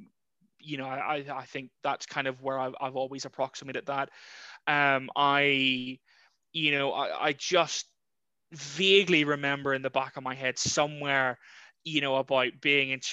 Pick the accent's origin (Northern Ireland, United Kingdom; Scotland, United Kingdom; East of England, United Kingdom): Northern Ireland, United Kingdom; Larne; moved away as an adult; also born or lived in Carrickfergus / Guernsey; now in Ringwood, United Kingdom; I'm originally from Larne/Carrickfergus. Spent my childhood between the two towns, really, and lived there till just over 5 years ago.